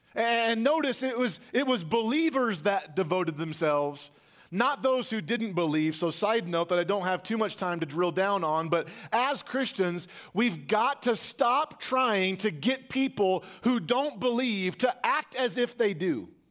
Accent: United States; as American church attenders

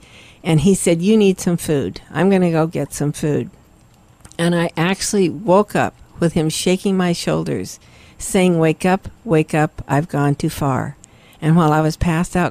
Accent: Salem, Oregon, United States; I was born and raised in Salem, Oregon

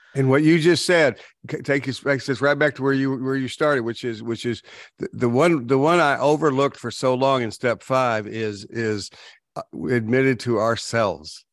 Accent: Texas, United States; I grew up in Texas, so we didn't just, we weren't fans, we worshiped the Cowboys

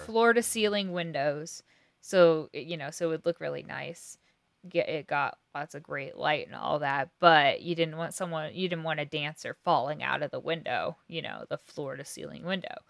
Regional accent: Kansas, United States; we're from Kansas

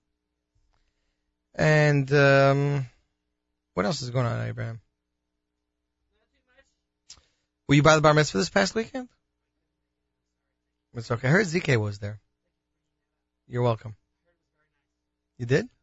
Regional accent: Canada; accent: Canadian; my Canadian accent

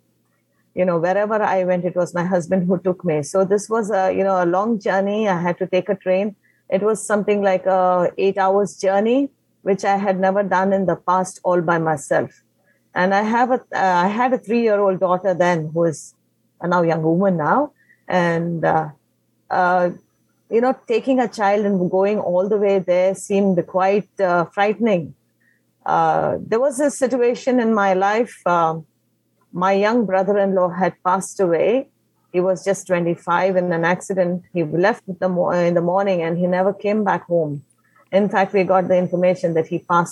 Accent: Mangalore, Karnataka, India; first language Konkani; English is a second language; moved away as an adult; now in Kerala, India; originally, I'm from Karnataka, Mangalore

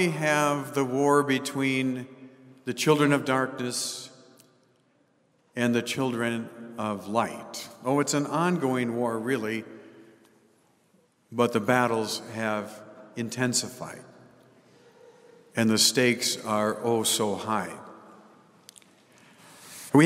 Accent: United States; we enjoy as American citizens

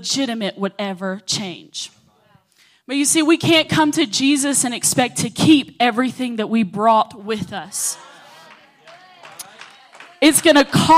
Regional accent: Oglethorpe, Georgia, United States; I come from Oglethorpe.

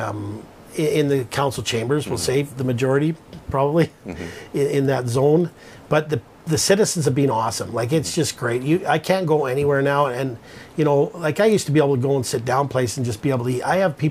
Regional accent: North Vancouver, British Columbia, Canada; now in Kamloops, Canada; I was born in North

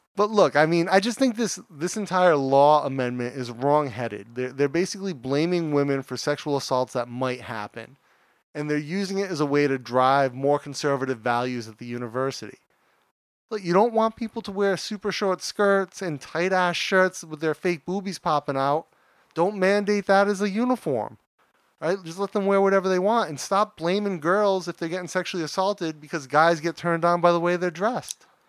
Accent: United States; moved away; as an American, when I was a kid

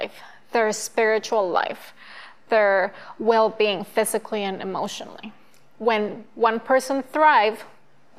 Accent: Colombia; now in Adams County, United States; I was born and raised in Colombia, South America, but I have lived in the United States for over 20 years

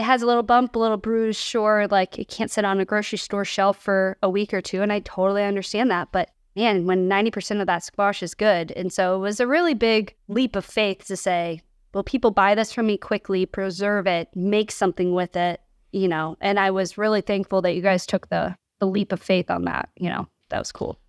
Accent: Kansas City, Missouri, United States; now in St. Louis, United States; I grew up in Kansas City, and my mom owns a restaurant over there

